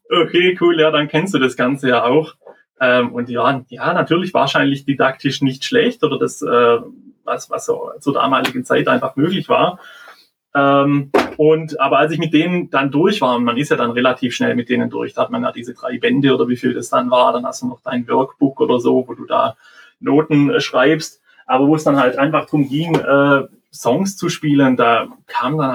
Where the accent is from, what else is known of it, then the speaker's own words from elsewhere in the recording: Tuttlingen, Baden-Württemberg, Germany; Ich komme aus Tuttlingen. Das ist ja Richtung Schwarzwald, Bodensee.